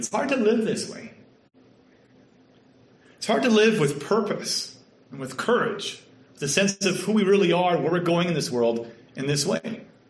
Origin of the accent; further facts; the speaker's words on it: Canada; accent: Canadian; now in Kentucky, United States; And in my experience in Kentucky, I was mercilessly teased for being a Canadian and having a Canadian accent. It's pretty funny because, to be honest, I didn't know that I had a Canadian accent.